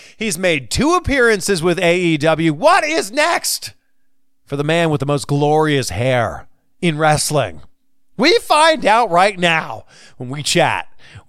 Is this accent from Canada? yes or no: yes; Canada; I'm from Canada.